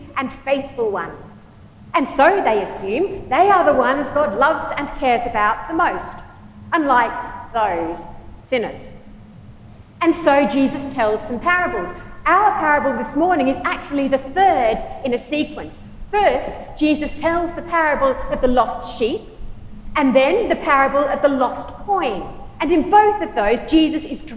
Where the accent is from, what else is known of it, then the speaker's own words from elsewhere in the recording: Australia; also born or lived in United Kingdom / United States; now in Michigan, United States; Is home Australia, where I was born and brought up